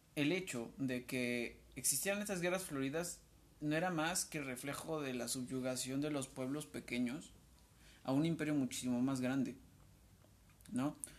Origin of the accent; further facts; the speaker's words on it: Tlaxcala, Mexico; nosotros somos del estado de Tlaxcala, somos originarios